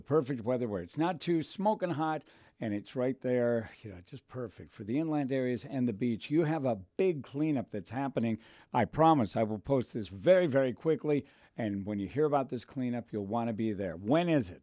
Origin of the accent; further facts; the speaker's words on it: Thousand Oaks, California, United States; I was raised in Thousand Oaks